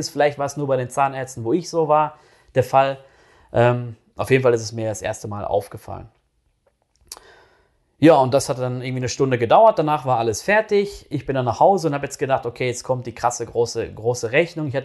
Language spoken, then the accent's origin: German; North Rhine-Westphalia, Germany; da halt in NRW, wo ich groß geworden bin